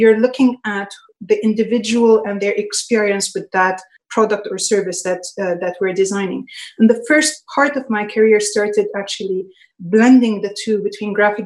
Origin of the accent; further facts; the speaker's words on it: Lebanon; I was raised in Lebanon